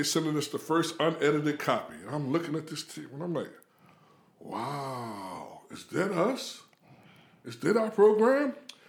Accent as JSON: {"language": "English", "town": "Philadelphia", "region": "Pennsylvania", "country": "United States", "tie": "born or raised there", "said": "I grew up in Philadelphia."}